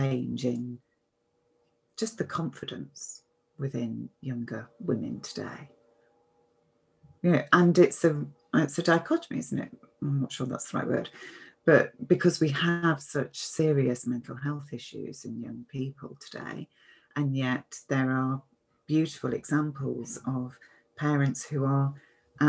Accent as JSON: {"language": "English", "country": "United Kingdom", "said": "I'm British"}